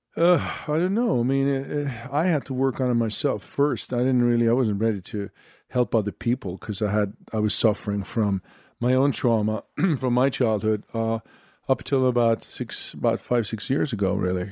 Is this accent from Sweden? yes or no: yes; Sweden; I'm from Sweden